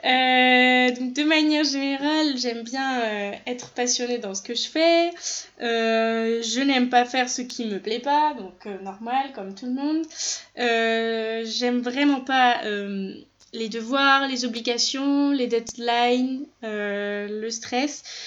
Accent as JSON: {"language": "French", "country": "France", "tie": "born or raised there", "said": "je suis née en France, mais euh, ma maman et ma soeur sont nées au Chili"}